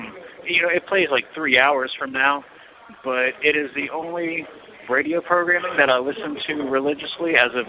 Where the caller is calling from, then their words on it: Lafayette, Louisiana, United States; So I'm calling from the Lafayette Parish Correctional Center. It's our local jail here in Louisiana.